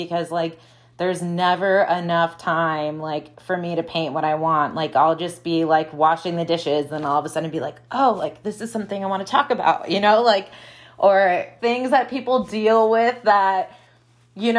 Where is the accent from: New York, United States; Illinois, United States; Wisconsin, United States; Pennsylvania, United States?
Wisconsin, United States; moved away as an adult; also born or lived in Midwest; now in Phoenix, United States; I'm from Wisconsin